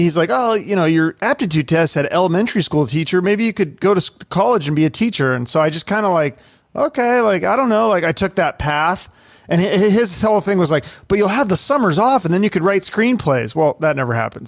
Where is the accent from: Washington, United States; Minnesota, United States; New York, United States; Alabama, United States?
Washington, United States; Issaquah; also born or lived in Seattle; we moved to a little town called Issaquah. So it's like a suburb